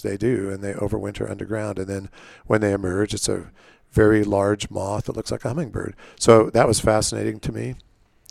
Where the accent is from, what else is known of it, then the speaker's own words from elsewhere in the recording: Southern California, United States; also born or lived in Nebraska; now in Palisade, United States; we moved to Southern California.